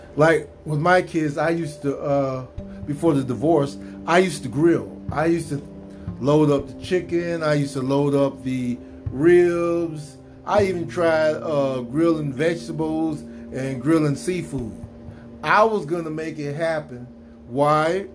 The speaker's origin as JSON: {"language": "English", "country": "United States", "said": "as an American"}